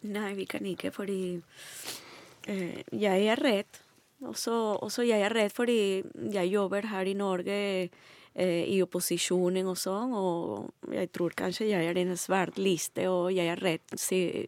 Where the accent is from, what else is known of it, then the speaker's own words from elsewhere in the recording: Venezuela; Norwegian is a second language; moved away as an adult; now in Norway; Jeg kommer fra Venezuela.